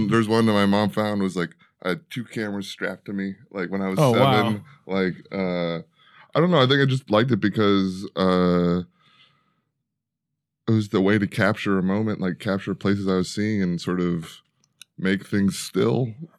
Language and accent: English; Chicago, Illinois, United States; born there; I was born in Chicago.